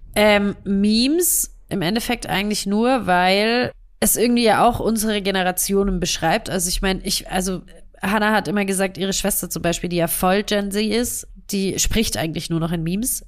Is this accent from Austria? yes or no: no; Stuttgart, Baden-Württemberg, Germany; accent: Swabian; dass wir aus Stuttgart kommen beide. Das heißt, wir sind Schwaber und ähm, versuchen unseren schwäbischen Dialekt zu unterdrücken